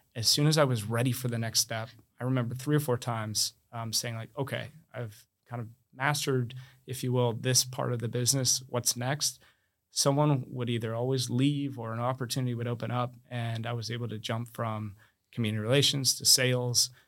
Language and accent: English; Iowa, United States; also born or lived in Amherst, Massachusetts; now in Palm Beach County, United States